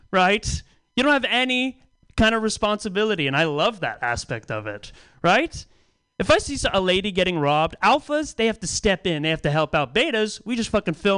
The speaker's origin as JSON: {"language": "English", "town": "Pacifica", "region": "California", "country": "United States", "tie": "born or raised there", "said": "I grew up in Pacifica, California"}